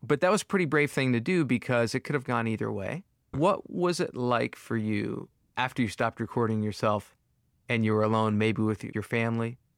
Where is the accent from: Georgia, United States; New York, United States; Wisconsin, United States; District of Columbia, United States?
New York, United States; Long Island; I'm also from Long Island